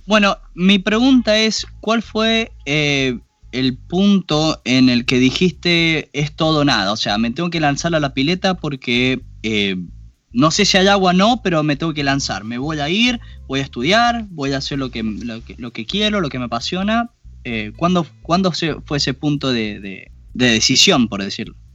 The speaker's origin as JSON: {"language": "Spanish", "country": "Argentina", "moved": "yes", "said": "nosotros que somos argentinos"}